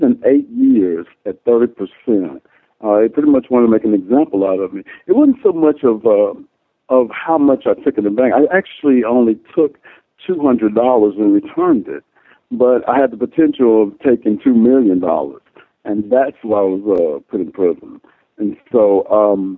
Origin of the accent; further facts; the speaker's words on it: Nashville, Tennessee, United States; I was born in Nashville, but I grew up in a small town.